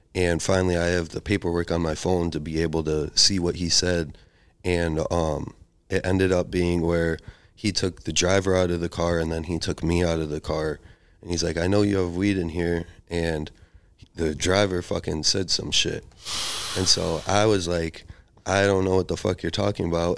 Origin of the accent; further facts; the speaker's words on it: Chicago, Illinois, United States; accent: Chicago; now in Portland, United States; my accent is like a Chicago accent